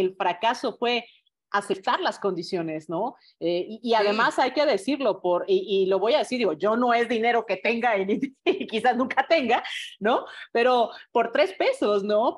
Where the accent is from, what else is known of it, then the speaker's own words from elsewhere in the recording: Mexico; como mexicanos